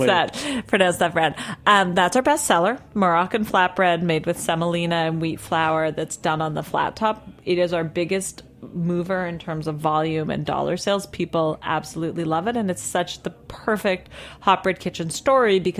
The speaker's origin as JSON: {"language": "English", "town": "Toronto", "region": "Ontario", "country": "Canada", "moved": "yes", "lives_now": "New York City, United States", "said": "I'm from Toronto"}